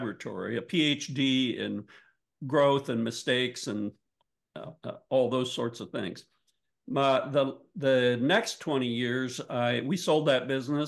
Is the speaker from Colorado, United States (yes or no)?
no; Northwestern Ohio, United States; I grew up in Northwestern Ohio, which is good farm country.